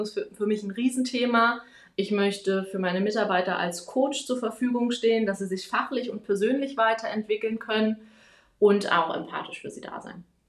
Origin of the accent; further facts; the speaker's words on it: Germany; moved away as an adult; now in Wiesbaden, Germany; ich komme hier aus Wiesbaden, zumindest lebe ich hier seit zehn Jahren, komme eigentlich aus der Nähe von Berlin.